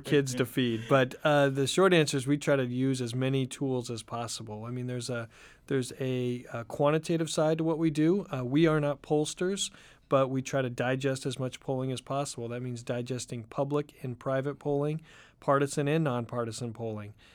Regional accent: Oregon, United States; moved away; also born or lived in Southern California / Washington, D.C.; I grew up in Oregon

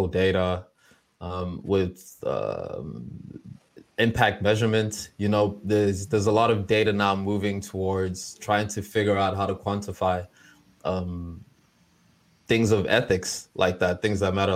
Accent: South Africa; moved away; South Africa, my home country

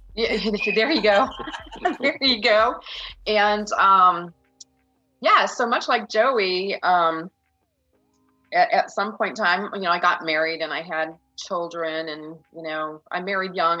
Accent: Union, Michigan, United States; moved away as an adult; also born or lived in Indiana / Texas / New Mexico; I grew up in Union, Michigan, a very tiny, tiny little town

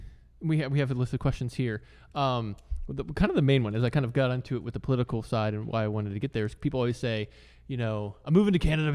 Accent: United States; You know, it's even for me as an American voter, although I just figured I'm a registered independent.

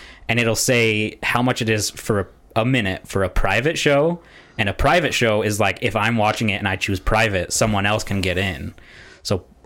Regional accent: United States; I'm from America

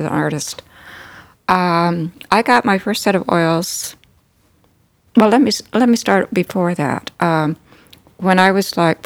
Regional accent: Callaway, Nebraska, United States; also born or lived in North Platte, Nebraska; I grew up in Callaway, in Custer County.

